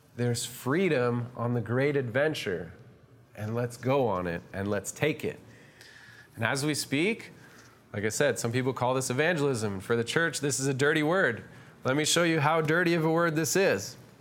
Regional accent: Canada; also born or lived in Toronto; we're Canadian

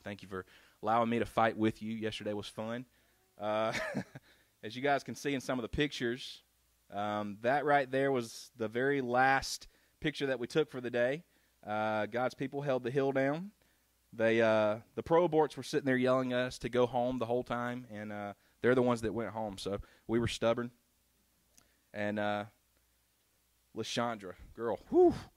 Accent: South Carolina, United States; we grew up in South Carolina

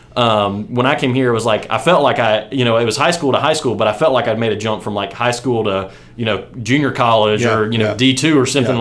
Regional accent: West Virginia, United States; moved away as an adult; now in Birmingham, United States; I grew up in West Virginia, played football there, kind of you know all the way through in the same sort of you know community.

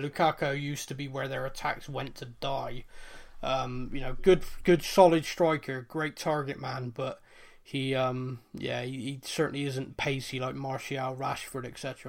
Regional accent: Bristol, South West England, United Kingdom; I'm from Bristol. I don't talk properly.

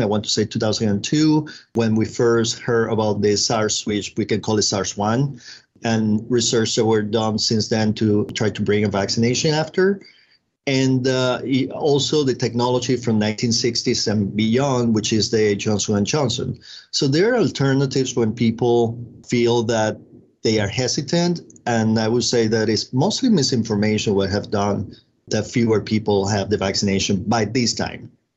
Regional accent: Venezuela; moved away as an adult; I'm originally from Venezuela

